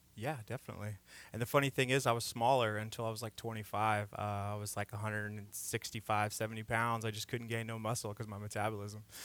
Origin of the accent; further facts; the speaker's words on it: Indiana, United States; moved away as an adult; now in Texas, United States; I'm from Indiana originally.